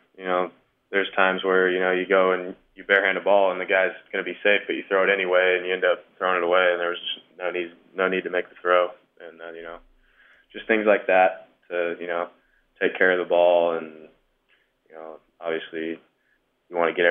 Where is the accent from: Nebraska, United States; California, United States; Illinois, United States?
Nebraska, United States; Omaha; Ever since I could remember growing up in Omaha, was at College World Series games